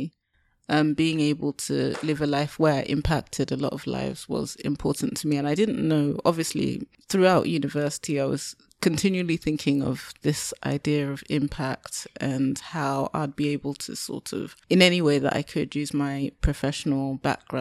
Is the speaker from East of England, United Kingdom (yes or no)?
yes; Lowestoft, East of England, United Kingdom; moved away; I'm from Lowestoft. I grew up in Lowestoft.